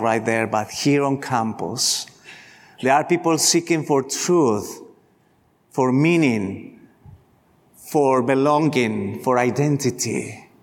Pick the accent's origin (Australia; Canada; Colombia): Colombia; moved away; I grew up in Colombia, in Latin America